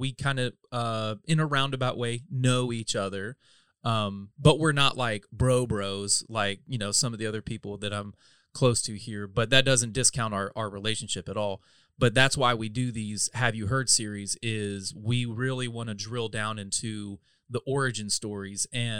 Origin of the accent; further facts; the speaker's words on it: North Carolina, United States; moved away as an adult; now in Austin, United States; I'm not a native Texan. I'm a transplant from North Carolina, but I've been here 10 plus years now.